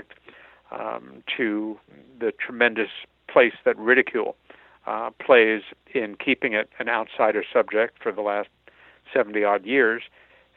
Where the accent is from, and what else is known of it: New York, United States; born or raised there